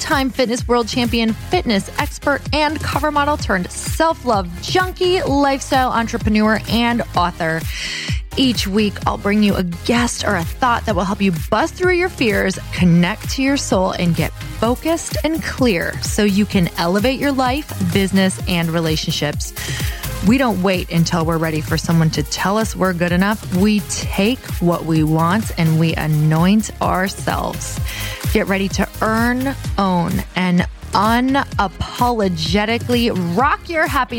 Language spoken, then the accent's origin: English; Upper Michigan, United States; now in Los Angeles, United States; I'm from Upper Michigan.